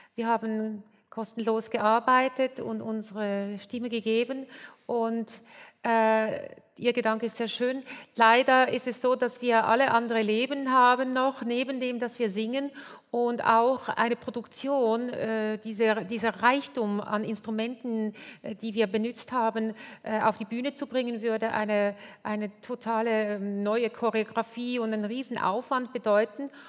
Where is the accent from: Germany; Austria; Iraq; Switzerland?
Switzerland; Bei uns in der Schweiz